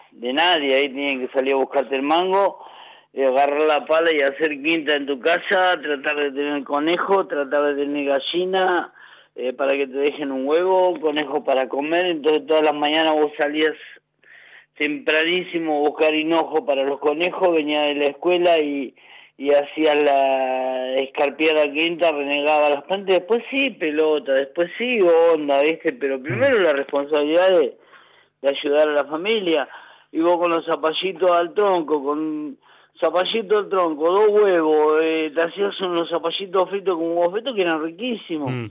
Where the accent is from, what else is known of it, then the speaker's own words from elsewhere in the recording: Bransen, Argentina; also born or lived in Figuera; me gustaría morir ahí en Figuera, en mi pueblo, en mi pueblo costero de pero Bransen es el lugar que tengo de, de amistades, de amigos, de, todas las cosas que me han pasado en mi infancia, en mi niñez, están acá.